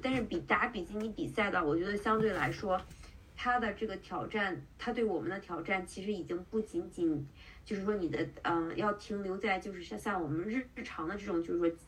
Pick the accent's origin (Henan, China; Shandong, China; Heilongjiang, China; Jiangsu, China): Shandong, China; Qingdao; also born or lived in Bay Area, United States / Seattle, United States / New York, United States / Canada; now in San Francisco Bay Area, United States; 我是青岛人，然后我在湾区生活了，嗯，两年的时间，然后中间在西雅图待了一年，在西雅图之前我在纽约